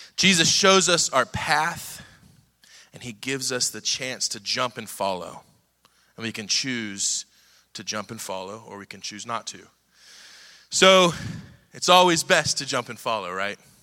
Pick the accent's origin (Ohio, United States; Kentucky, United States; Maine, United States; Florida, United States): Ohio, United States; Cincinnati; moved away as an adult; now in Dallas, United States; We're from Cincinnati, Ohio.